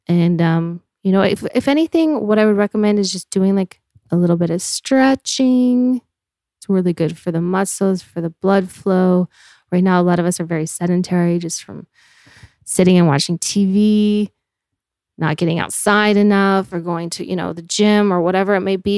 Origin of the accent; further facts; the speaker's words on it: Park City, Utah, United States; moved away as an adult; now in Los Angeles, United States; I grew up in Park City, Utah